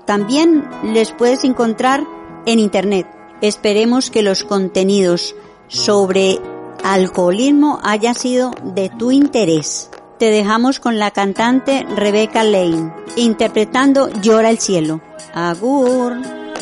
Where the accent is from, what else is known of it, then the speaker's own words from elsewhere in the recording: Colombia; now in Basque Country, Spain; mi tierra